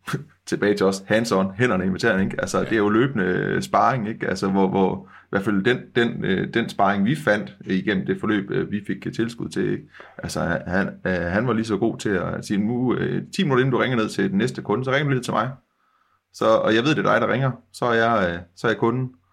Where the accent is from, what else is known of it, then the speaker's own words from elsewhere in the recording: West Jutland, Central Denmark Region, Denmark; vi er jo vestjyder øh, begge